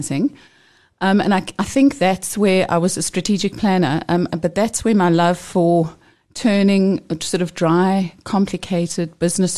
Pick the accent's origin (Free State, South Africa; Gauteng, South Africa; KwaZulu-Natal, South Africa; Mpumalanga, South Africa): Gauteng, South Africa; Johannesburg; I grew up very close to here in Joburg